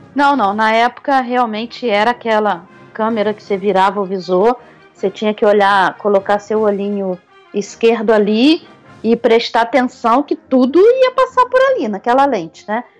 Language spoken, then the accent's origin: Portuguese; Rio de Janeiro, Brazil; do jeitinho carioca de ser